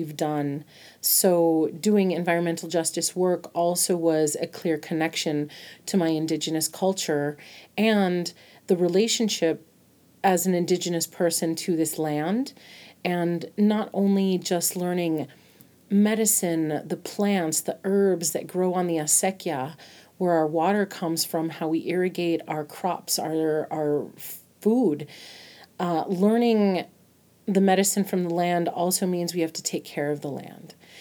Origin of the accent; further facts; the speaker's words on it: Albuquerque, New Mexico, United States; born and raised in Borque, New Mexico, in Albuquerque.